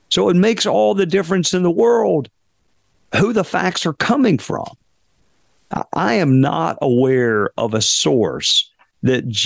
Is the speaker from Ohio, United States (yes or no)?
no; Spartanburg, South Carolina, United States; They teach a college class um, at at at Wofford, which is a small liberal arts school in my hometown